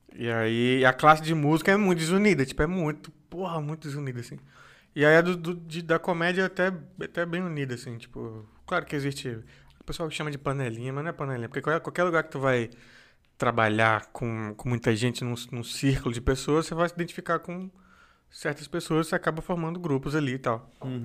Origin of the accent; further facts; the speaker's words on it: Brasília, Federal District, Brazil; moved away as an adult; now in São Paulo, Brazil; eu vim de Brasília vim de Brasília